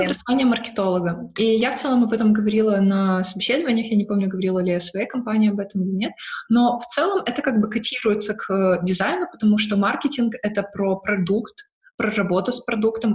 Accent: Odesa, Odesa Oblast, Ukraine; moved away as an adult; now in Berlin, Germany; я родом с Одессы

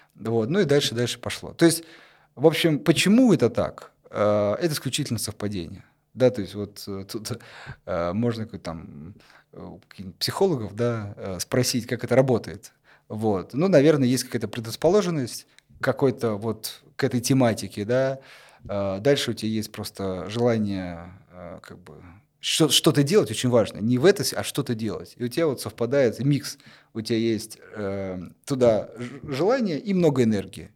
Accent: Kursk, Kursk Oblast, Russia; в моем в Курске в родном городе

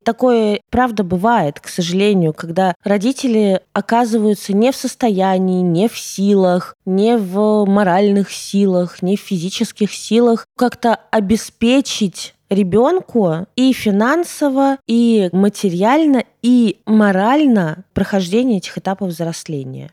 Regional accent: Russia; also born or lived in Ukraine; когда мне было 7, мы переехали из Украины в Россию

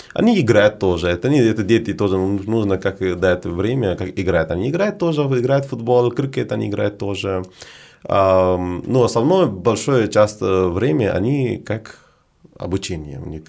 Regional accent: Prayagraj, Uttar Pradesh, India; Russian is a second language; moved away as an adult; also born or lived in Varanasi / Moscow / Saint Petersburg; now in Russia; я из Варанаси, но это не совсем как мое место рождения. Рядом, рядом Варанаси, недалеко от Варанаси.

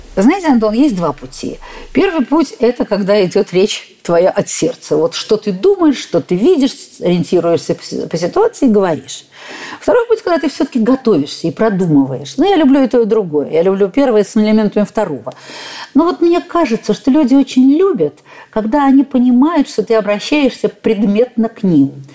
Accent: Saint Petersburg, Russia; блистательный Санкт-Петербург, у нас своё отношение к жизни, мы люди совершенно-то особые

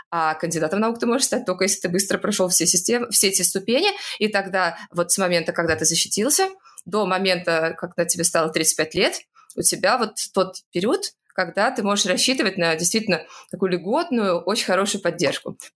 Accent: Saint Petersburg, Russia; now in Moscow, Russia; А, я, например, из Петербурга переехала в Москву, и четко понимаю, что все мои однокурсники могли себе позволить заниматься наукой только если их муж кормил

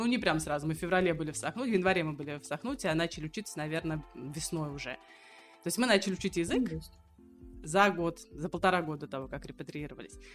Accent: Samara, Samara Oblast, Russia; moved away as an adult; now in Acre, Israel; Мы из Самары

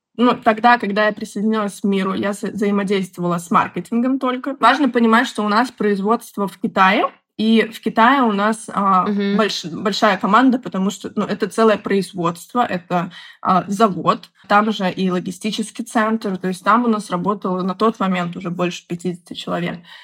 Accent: Minsk, Belarus; moved away as an adult; also born or lived in Moscow; Я из Беларуси, из города Минска. Бакалавриат я заканчивала в Минске

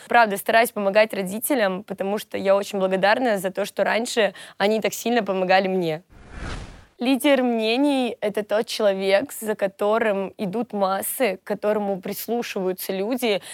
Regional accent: Volgograd, Volgograd Oblast, Russia; moved away as an adult; now in Moscow, Russia; Они у меня из Волгограда, и я сама из Волгограда», то есть я переехала в Москву только год назад

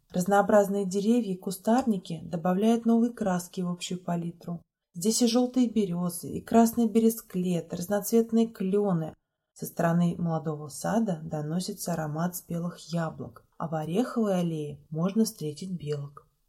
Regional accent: Yasnaya Polyana, Tula Oblast, Russia; Ясная Поляна – это моя малая родина

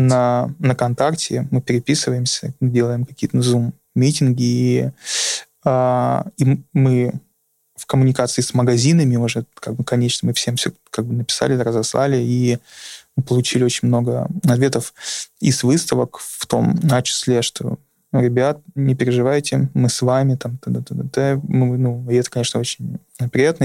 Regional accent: Urals, Russia; moved away; also born or lived in Saint Petersburg; я тоже с Урала, я там жил

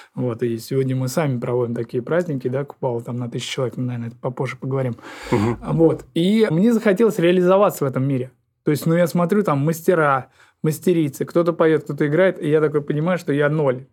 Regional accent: Saint Petersburg, Russia; also born or lived in Pushkino village, Tver Oblast; now in Pushkino, Tver Oblast, Russia; в которую я приехал на постоянное место жительства из города Ленинград, Санкт-Петербург, да, потому что родился именно там

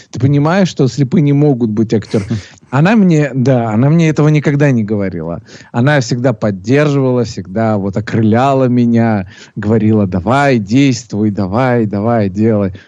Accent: Sochi, Krasnodar Krai, Russia; родился я в городе э, Сочи

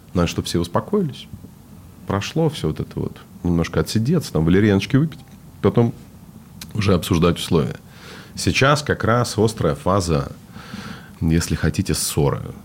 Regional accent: Vladivostok, Primorsky Krai, Russia; moved away; also born or lived in United States; я же из Владивостока

